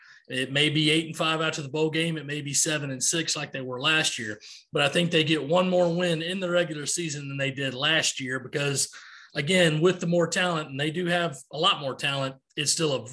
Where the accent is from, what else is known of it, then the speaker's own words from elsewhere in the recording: Rock Hill, South Carolina, United States; from Rock Hill, South Carolina.